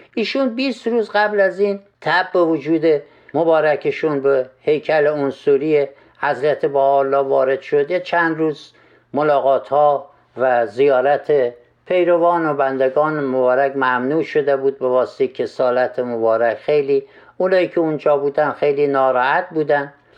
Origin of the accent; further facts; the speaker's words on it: Khorasan, Iran; در ولایت ما خراسان